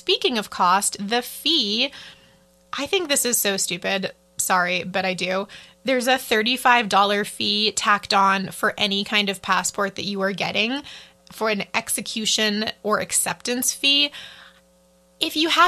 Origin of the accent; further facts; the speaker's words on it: United States; as an American